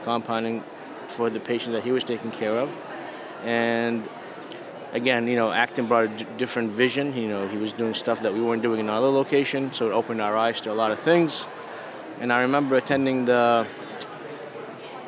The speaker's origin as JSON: {"language": "English", "town": "Boston", "region": "Massachusetts", "country": "United States", "said": "I'm from Boston"}